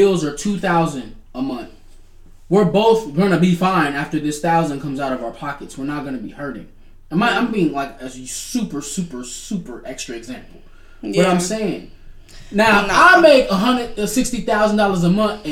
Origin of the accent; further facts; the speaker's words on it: Detroit, Michigan, United States; I'm from the north side. Nigga, I'm from Detroit, Michigan